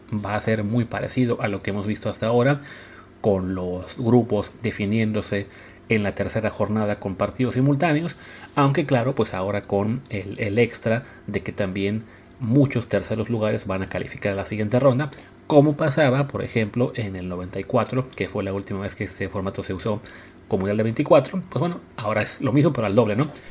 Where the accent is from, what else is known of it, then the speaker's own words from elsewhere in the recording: Mexico; como mexicanos